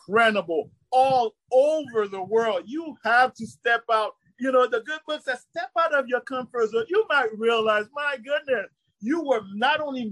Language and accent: English; New York City, New York, United States; also born or lived in Haiti; I grew up in Brooklyn